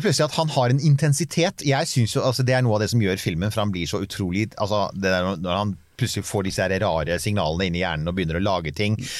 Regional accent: Bærum, Akershus, Norway; jeg er fra Bærum

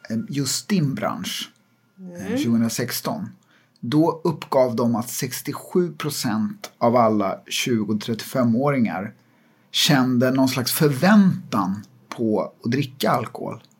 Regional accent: Jakobsberg, Stockholm County, Sweden; born or raised there

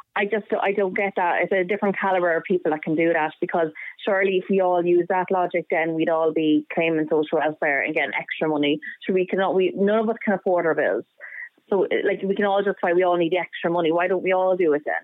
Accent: Ireland; as an Irish citizen.

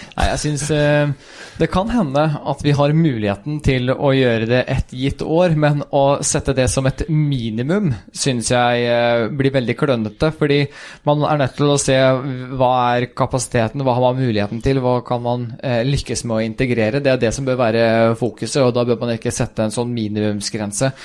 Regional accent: Sarpsborg, Viken, Norway; also born or lived in Sweden; jeg er født i Sverige, men flytta til Norge ganske tidlig og har gått hele skoleløpet fra første klasse på barneskolen i, i Norge. Flytta vel da jeg var eh, fem år

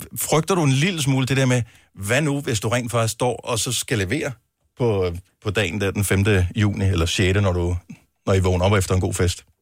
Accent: Funen, Southern Denmark, Denmark; Vi er Fynbo

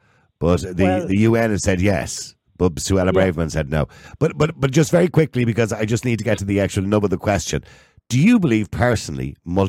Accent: Ireland

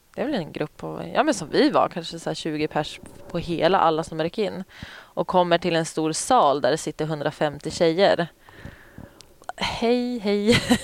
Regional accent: Umeå, Västerbotten County, Sweden; also born or lived in Boden; jag är ju Umebo

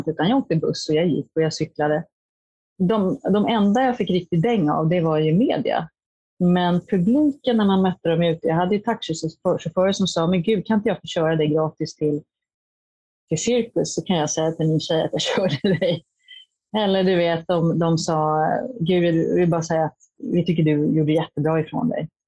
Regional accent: Hollywood, California, United States; now in Sweden; Jag kommer från USA och Hollywood där det är konstant.

